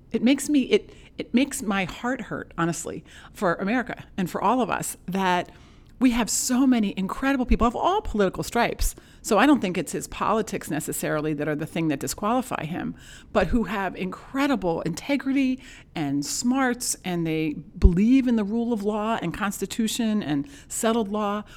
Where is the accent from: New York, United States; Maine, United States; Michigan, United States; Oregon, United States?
Maine, United States; Penobscot Bay; I come from Penobscot Bay. My grandparent, my grandfather was a lobsterman out there